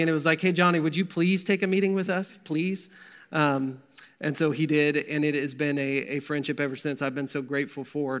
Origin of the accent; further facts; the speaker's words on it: Verdigris, Oklahoma, United States; I grew up in Verdigris, Oklahoma